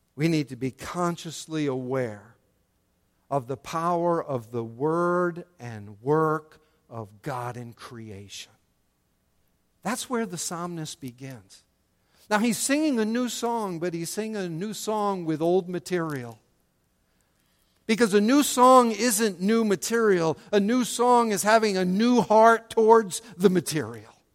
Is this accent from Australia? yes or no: no; United States; as American